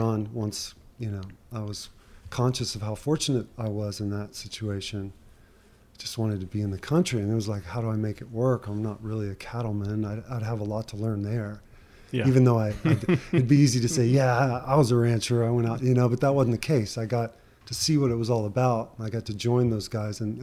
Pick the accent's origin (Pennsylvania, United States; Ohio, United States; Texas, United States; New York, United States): Texas, United States; Houston; I grew up in Houston